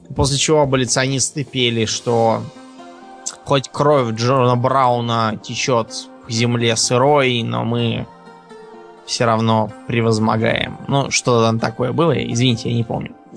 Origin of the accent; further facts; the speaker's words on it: Russia; у нас, например, в России